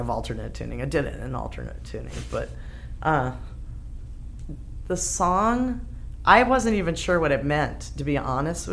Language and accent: English; United States; moved away as an adult; I'm from the States. And I moved here 10 years ago